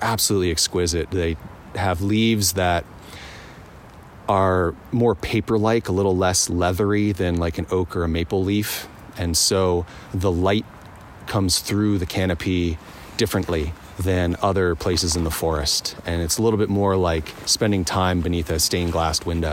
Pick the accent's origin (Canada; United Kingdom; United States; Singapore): United States; eastern Pennsylvania; now in Montana, United States; I grew up in the countryside of Pennsylvania, so pretty far east Pennsylvania, the eastern woodlands there